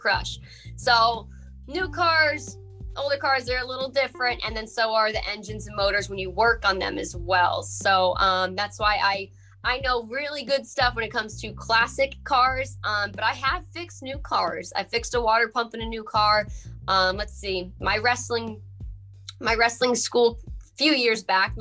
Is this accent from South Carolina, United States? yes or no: yes; South Carolina, United States; also born or lived in Hackettstown, New Jersey; I was born in Jersey, Hackettstown, but I was raised in South Carolina